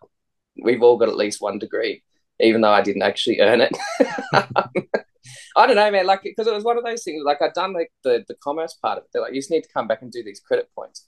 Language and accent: English; Campbelltown, New South Wales, Australia; I grew up in Campbelltown, southwest Sydney.